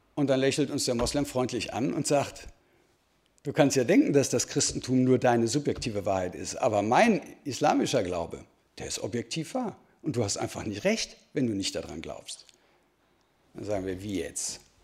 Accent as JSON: {"language": "German", "town": "Dortmund", "region": "North Rhine-Westphalia", "country": "Germany", "said": "ich komme aus Dortmund"}